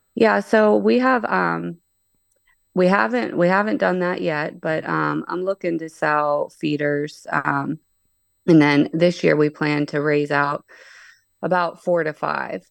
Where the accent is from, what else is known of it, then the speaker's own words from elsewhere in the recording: Pittsburgh, Pennsylvania, United States; moved away as an adult; now in Ohio, United States; I'm actually from Pittsburgh, P